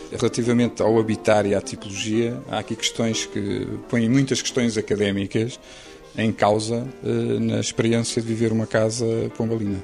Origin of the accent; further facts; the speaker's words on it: Lisbon, Portugal; eu sempre vivi numa zona ali na dos Estados Unidos da América, que é uma zona eh, com um desenho modernista e com um desenho bem feito, eh, com um urbanismo muito claro e que foi uma zona onde eu cresci